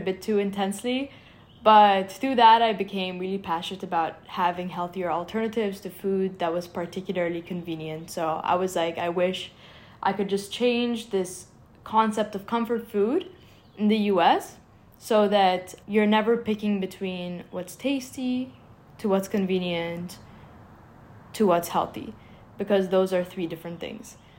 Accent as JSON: {"language": "English", "town": "Cairo", "region": "Cairo Governorate", "country": "Egypt", "tie": "born or raised there", "moved": "as an adult", "lives_now": "Philadelphia, United States", "said": "I grew up in Cairo, Egypt"}